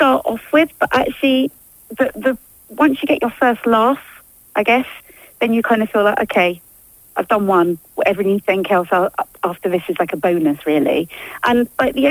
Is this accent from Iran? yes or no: no; Gants Hill, East of England, United Kingdom; originally from Essex, from Gants Hill, proud